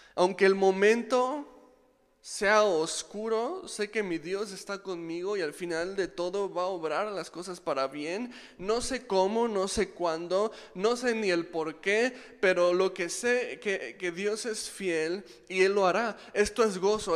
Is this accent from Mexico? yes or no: yes; Mexico; soy mexicano